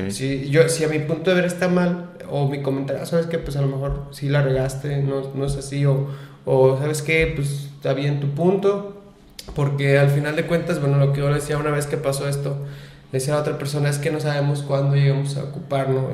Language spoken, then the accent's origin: Spanish; Lagos de Moreno, Jalisco, Mexico; soy de aquí de Lagos de Moreno